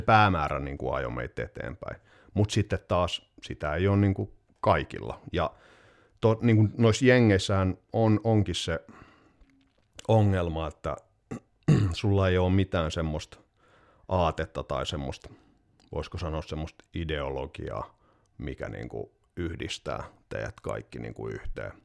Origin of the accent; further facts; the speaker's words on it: Vaasa, Ostrobothnia, Finland; moved away; also born or lived in Turku; mä olin Vaasasta kotoisin